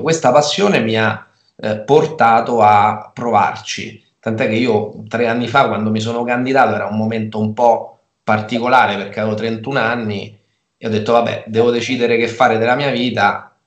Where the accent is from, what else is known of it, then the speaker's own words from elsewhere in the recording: Rieti, Lazio, Italy; also born or lived in Perugia; Io sono nato a Rieti, eh, ho, studiato, ho, studiato, a Rieti, ho fatto tutte le scuole, tutte le scuole a Rieti